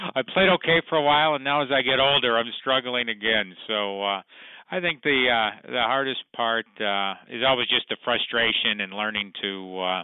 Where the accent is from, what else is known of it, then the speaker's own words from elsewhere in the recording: Lake Forest, Illinois, United States; also born or lived in Chicago; I grew up up in Lake Forest in the northern suburbs, where I now I'm back living there now with my family